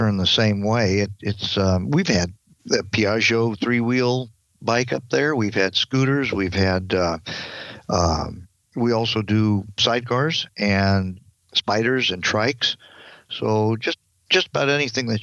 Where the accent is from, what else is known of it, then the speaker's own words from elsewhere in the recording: Southern California, United States; I'm from Southern California.